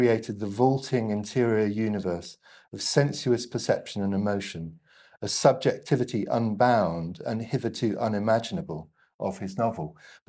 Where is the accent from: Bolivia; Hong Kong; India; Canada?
Hong Kong; also born or lived in Ireland; my mother was Irish, I grew up mainly in Hong Kong, and I rate Powell in the same way that you